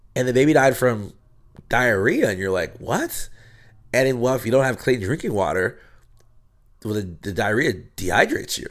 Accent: State College, Pennsylvania, United States; moved away as an adult; now in Los Angeles, United States; I grew up in Pennsylvania

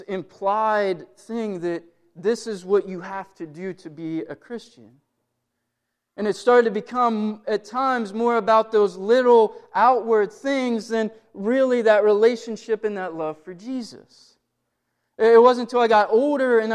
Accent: Blair County, Pennsylvania, United States; now in Johnstown, United States; I didn't grow up in Johnstown. I grew up in Blair County

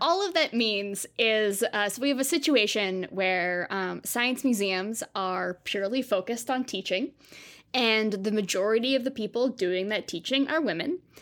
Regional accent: Southern California, United States; I grew up in Southern California

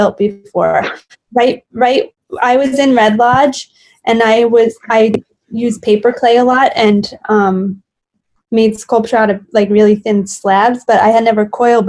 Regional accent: New York City, New York, United States; also born or lived in Montana; when I came home from Montana right before grad school, she had two amputations within 3 months of my return to Brooklyn

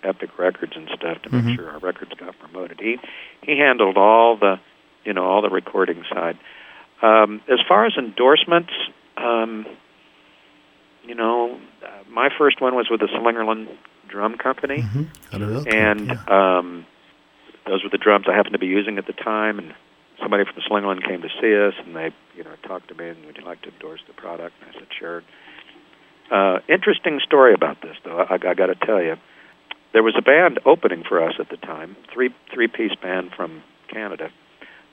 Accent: Topeka, Kansas, United States; moved away as an adult; also born or lived in London; just growing up in the Midwest in a very small town, and four of us having gone to high school together

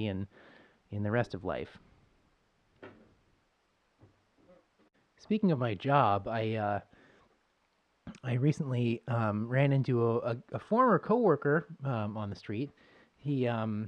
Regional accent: Buffalo, New York, United States; moved away; I'm from Buffalo

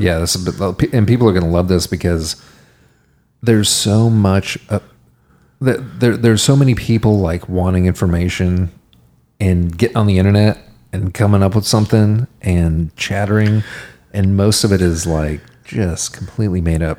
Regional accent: Texas, United States; being a Texan is that our our ancestors, our heritage are the people who made it out to the frontier

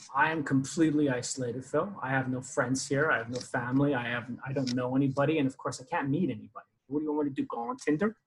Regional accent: Canada; moved away; I am Canadian

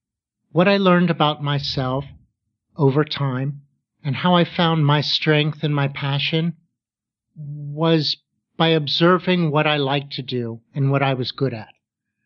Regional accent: Pittsburgh, Pennsylvania, United States; Well, I grew up in Pittsburgh, Pennsylvania.

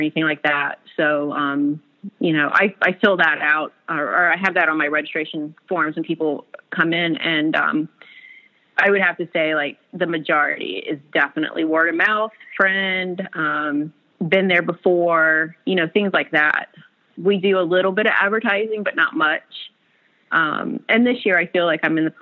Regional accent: South Carolina, United States; moved away as an adult; now in Whitefish, United States; I'm originally from South Carolina, Southern girl

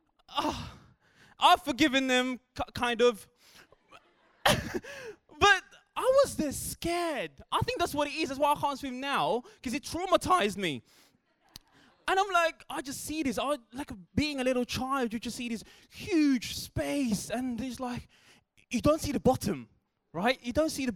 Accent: Philippines; I grew up in the Philippines

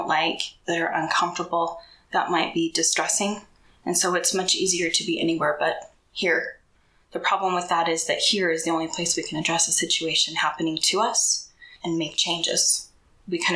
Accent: Cache Valley, Utah, United States; I am a Utah native. I was born and raised in Cache Valley.

